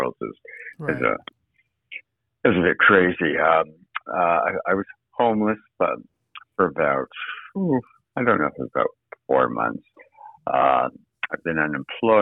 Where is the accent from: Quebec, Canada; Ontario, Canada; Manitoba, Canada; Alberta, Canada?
Manitoba, Canada; Winnipeg; moved away as an adult; also born or lived in New York / Boston / Toronto; now in Los Angeles, United States; I was born and raised in Winnipeg, Manitoba, Canada